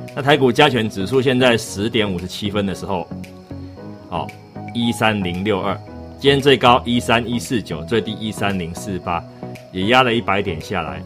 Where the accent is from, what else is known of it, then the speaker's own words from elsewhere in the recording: Taiwan; 虽然我台湾人